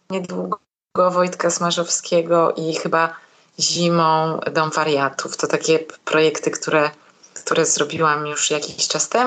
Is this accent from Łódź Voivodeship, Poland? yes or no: no; Katowice, Silesian Voivodeship, Poland; Ja jestem z Katowic.